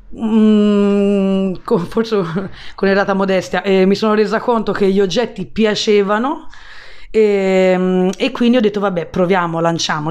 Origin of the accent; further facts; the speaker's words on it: Florence, Tuscany, Italy; also born or lived in London / Australia; sono fiorentina, tra l'altro sono nata nello stesso quartiere, nella stessa via dove poi sono riuscita anni dopo a prendere bottega